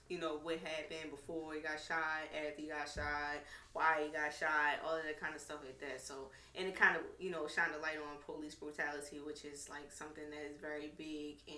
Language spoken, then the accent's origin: English; Baltimore, Maryland, United States; I'm from West Baltimore. You know, born and raised.